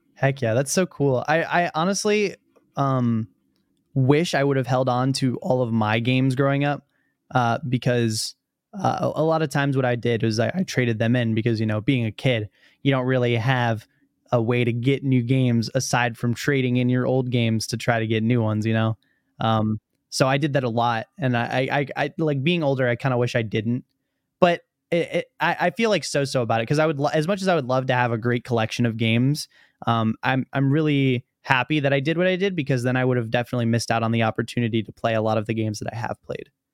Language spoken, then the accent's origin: English; Virginia, United States; also born or lived in Illinois; I moved to Virginia from Illinois